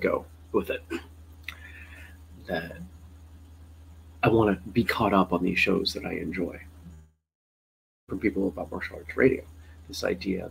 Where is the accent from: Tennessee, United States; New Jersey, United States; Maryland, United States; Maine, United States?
Maine, United States; now in Vermont, United States; I grew up in Maine, live in Vermont